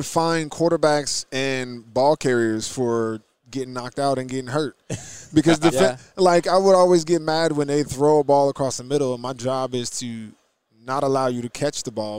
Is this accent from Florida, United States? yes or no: no; New Jersey, United States; Well, I'm from New Jersey, so okay.